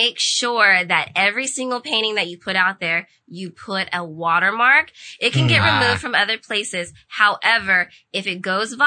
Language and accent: English; Oak Park, United States; I'm from Oak Park